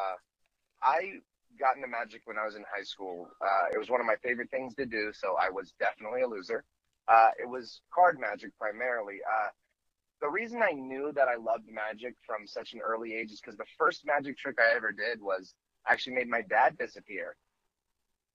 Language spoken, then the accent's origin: English; Stockton, California, United States; my hometown of Stockton, California